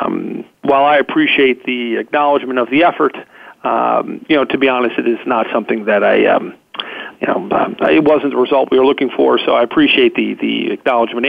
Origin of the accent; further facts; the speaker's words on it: Mount Lebanon, Pennsylvania, United States; here in my hometown here in Mount Lebanon.